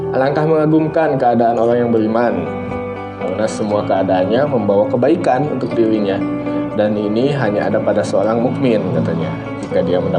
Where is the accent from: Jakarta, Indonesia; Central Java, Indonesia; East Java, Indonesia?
East Java, Indonesia; Surabaya; Saya orang Surabaya, lu kan setahu kamu.